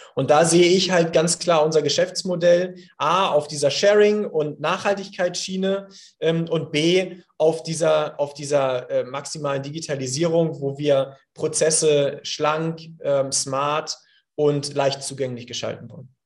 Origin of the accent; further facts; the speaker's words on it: Hamburg, Germany; ich hier als Hamburger, äh, hanseatischer Kaufmann